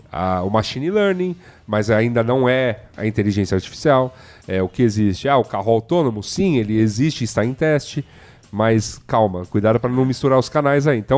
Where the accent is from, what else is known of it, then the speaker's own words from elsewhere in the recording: Brazil; eu, como brasileiro